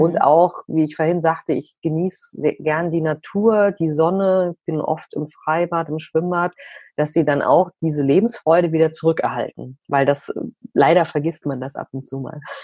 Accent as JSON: {"language": "German", "town": "Frankfurt", "region": "Hesse", "country": "Germany", "said": "bei uns in Frankfurt"}